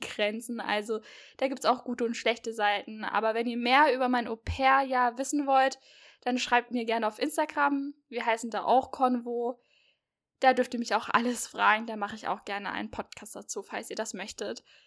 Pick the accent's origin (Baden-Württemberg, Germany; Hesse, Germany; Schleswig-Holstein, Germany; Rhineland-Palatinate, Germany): Hesse, Germany; near Marburg; Ja, und ich komme aus Hessen. Genauer gesagt komme ich aus der Nähe von Marburg